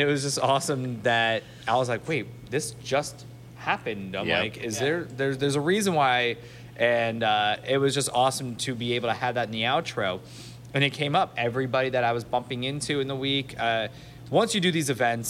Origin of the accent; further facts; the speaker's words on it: Miami, Florida, United States; I'm from Miami.